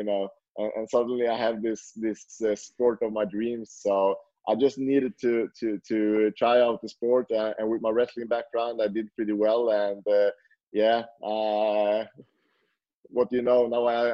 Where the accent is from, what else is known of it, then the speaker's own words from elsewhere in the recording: Sweden; now in Norway; I'm from Sweden, so I lived in Sweden before, and I moved to Norway.